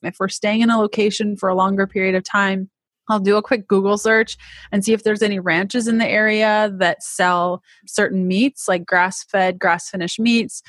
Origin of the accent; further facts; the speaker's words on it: Canada; accent: Canadian; moved away as an adult; now in United States; i'm canadian if you can't tell by my crazy accent, which I'm told is quite thick